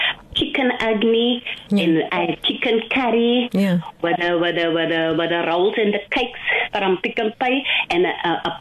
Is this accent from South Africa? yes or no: yes; Cape Town, Western Cape, South Africa; growing up in Lotus River, I could see the hunger.